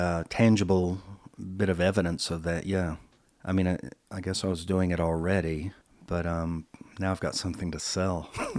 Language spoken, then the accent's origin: English; the South, United States; moved away as an adult; I had moved to California, LA, in the early 80s, and …, because I'm from the South, but when I was, you know, in the 70s, there was this Southern rock thing.